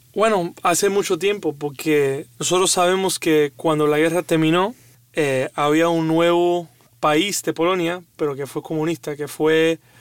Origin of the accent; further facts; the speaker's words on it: Cuba; un cubano